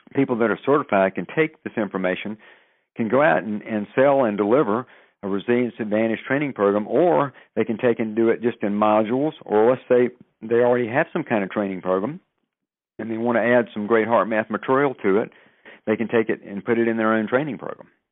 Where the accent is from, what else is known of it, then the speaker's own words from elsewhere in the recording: the South, United States; moved away; I'm originally from the South